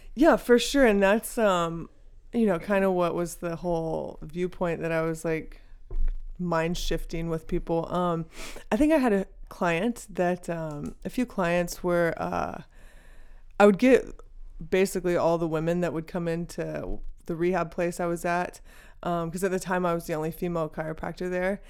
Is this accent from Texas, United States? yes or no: yes; Texas, United States; also born or lived in Dallas; I grew up in Texas